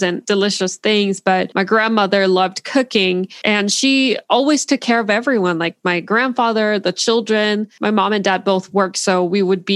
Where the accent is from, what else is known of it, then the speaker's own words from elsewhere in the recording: Seoul, South Korea; English is a second language; moved away as an adult; now in United States; I was born in Korea. I lived in the U.S. from 5 to 8, but since then, since I was 8, I lived in Korea until college.